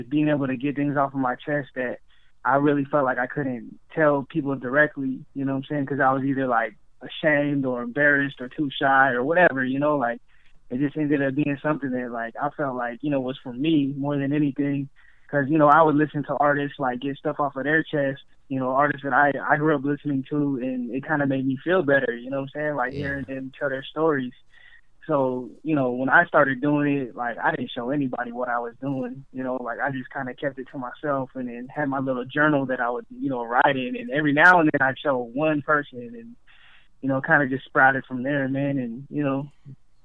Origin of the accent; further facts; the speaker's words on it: Sacramento, California, United States; moved away as an adult; now in Los Angeles, United States; originally I'm from Northern California. I'm from Sacramento. And I moved down to LA in like 2011